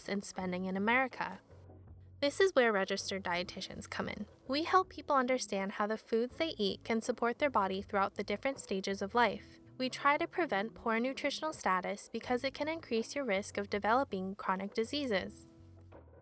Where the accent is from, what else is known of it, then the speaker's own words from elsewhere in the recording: United States; I was born in the US and I grew up in a neighborhood with predominantly white residents